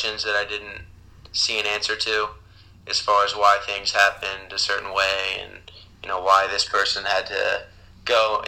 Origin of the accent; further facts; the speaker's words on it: Columbus, Ohio, United States; also born or lived in Boston; I'm from Columbus, Ohio, where I currently live.